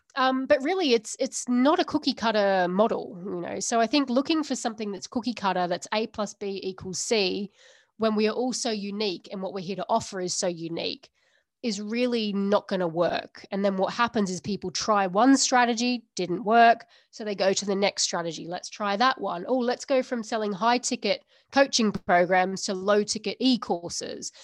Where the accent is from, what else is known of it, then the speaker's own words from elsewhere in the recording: Australia; now in United Kingdom; I'm from Australia originally